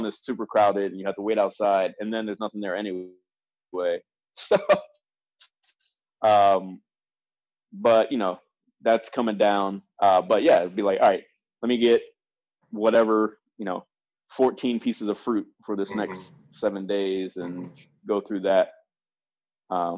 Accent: Baltimore, Maryland, United States; I'm from Baltimore

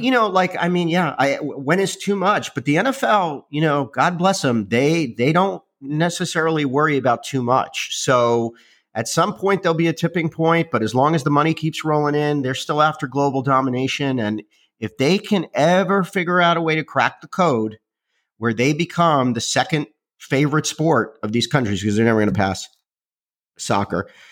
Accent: Miami, Florida, United States; When I was a kid, growing up in Miami

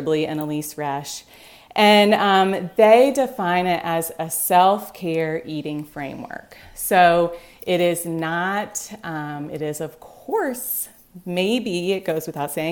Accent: Greenville, South Carolina, United States; now in Vermont, United States; I grew up in Greenville, South Carolina

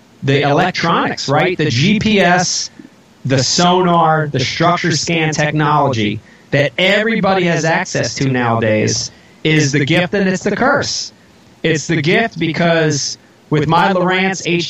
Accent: New Jersey, United States; also born or lived in Philadelphia; I grew up in New Jersey, but I consider Philadelphia my home city

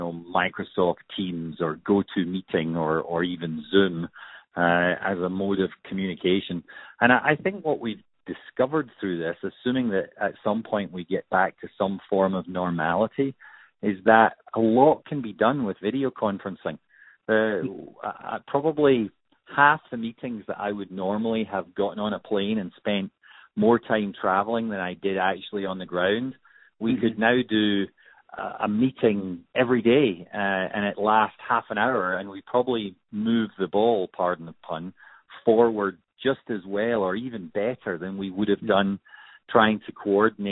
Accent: Scot, Scotland, United Kingdom; being a Scot

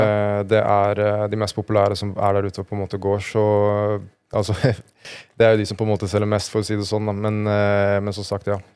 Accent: Norway; Jeg er fra Norge, jobber i Just Derfor

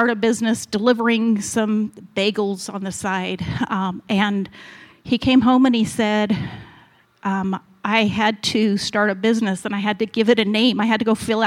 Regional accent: Utah, United States; moved away as an adult; also born or lived in California / Missouri / Colorado; I grew up in Utah

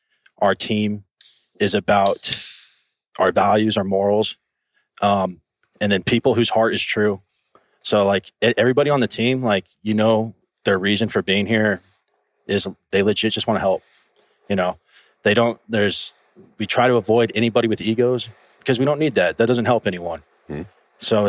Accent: Santa Clarita, California, United States; I grew up in California, actually. I grew up in Southern California, Canyon Country, Valencia area

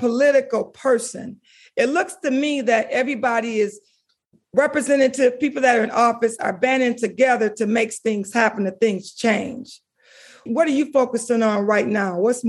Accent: Pontiac, Michigan, United States; You know, I was born and raised in Pontiac, Michigan

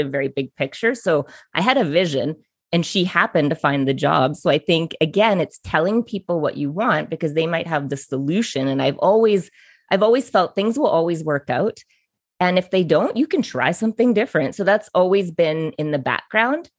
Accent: Biggar, Saskatchewan, Canada; I'm from Bigger, Saskatchewan.

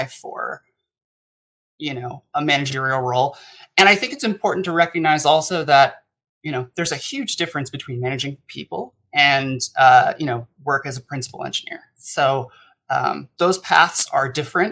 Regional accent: United States; as an American myself

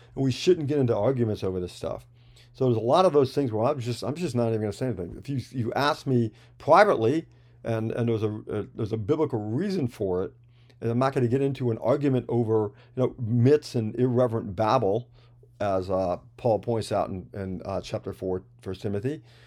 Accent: New York, United States; I'm from New York, so we've always, I, if you know any New Yorkers, there's a lot of rich language, if you will, floating around

